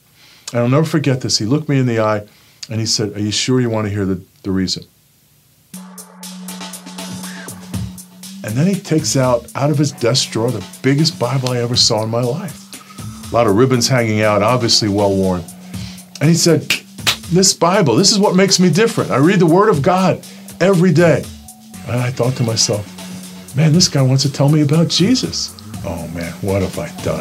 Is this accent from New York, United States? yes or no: yes; New York City, New York, United States; born or raised there